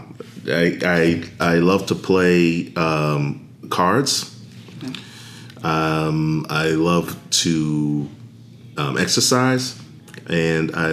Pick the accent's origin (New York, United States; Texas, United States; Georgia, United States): New York, United States; New York City; moved away as an adult; also born or lived in Washington, D.C.; I am originally from New York City